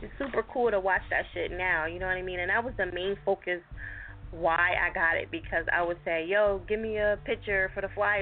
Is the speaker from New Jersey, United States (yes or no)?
yes; New Jersey, United States; That's my home state